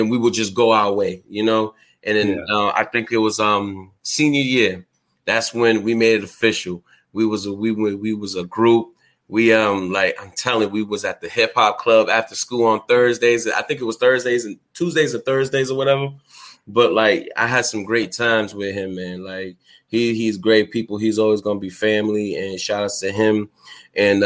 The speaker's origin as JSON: {"language": "English", "town": "Boston", "region": "Massachusetts", "country": "United States", "also_born_or_lived": "New Bedford, Massachusetts", "said": "I'm from Boston, Massachusetts, but I used to live out there"}